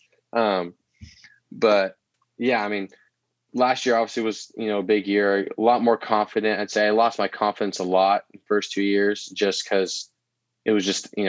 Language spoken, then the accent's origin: English; Oregon, United States; growing up in Oregon, I have always called it